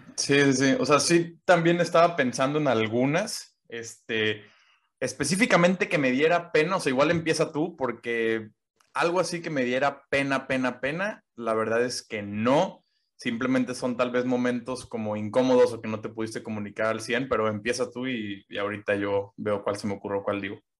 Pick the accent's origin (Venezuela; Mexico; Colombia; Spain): Mexico; moved away as an adult; now in Germany; De México.